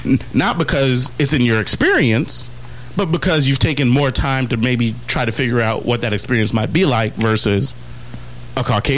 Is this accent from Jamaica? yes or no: yes; Jamaica; Nah, I'm Jamaican.